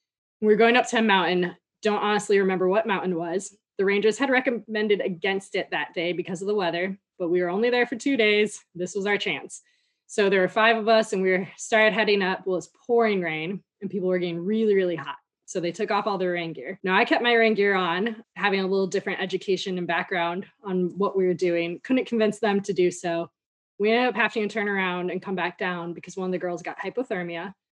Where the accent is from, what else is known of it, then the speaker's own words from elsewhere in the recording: Midwest, United States; Growing up in the Midwest, never wore a hat unless I was like going sledding for hours.